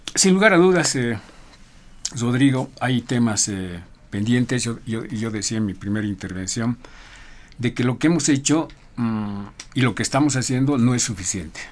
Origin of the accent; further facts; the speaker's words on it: Bolivia; somos bolivianos